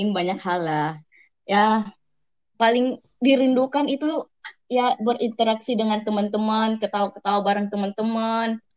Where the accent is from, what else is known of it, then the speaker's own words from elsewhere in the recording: Makassar, South Sulawesi, Indonesia; now in Bogor, Indonesia; Dari Sulawesi, ah, Makassar.